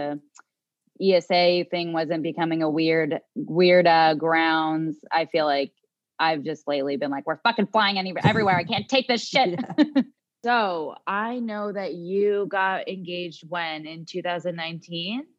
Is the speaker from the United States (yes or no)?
yes; New Jersey, United States; also born or lived in Miami; we're from New Jersey